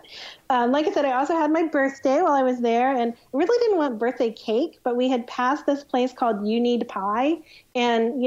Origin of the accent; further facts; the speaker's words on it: Tornado Alley, United States; we come from Tornado Alley